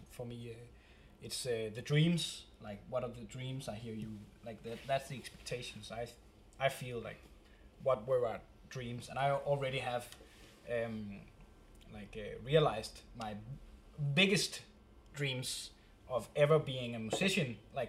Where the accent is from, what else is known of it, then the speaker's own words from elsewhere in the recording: Denmark; first language Danish; English is a second language; we're from Denmark